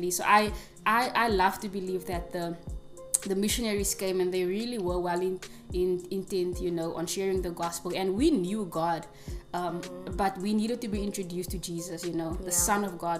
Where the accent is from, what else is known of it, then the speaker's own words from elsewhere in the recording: Worcester, Western Cape, South Africa; I'm from Worcester, the small town